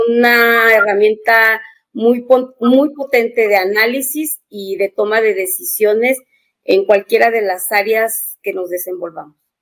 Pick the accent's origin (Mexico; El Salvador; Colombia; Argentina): Mexico; also born or lived in San Luis Potosí; yo soy de México